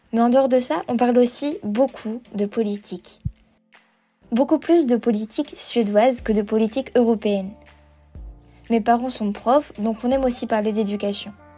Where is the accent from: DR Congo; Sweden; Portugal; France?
Sweden; Malmö, Skåne; now in Lund, Sweden; En fait, je vis dans le sud de la Suède, à Lund, et j'ai grandi à Malmö.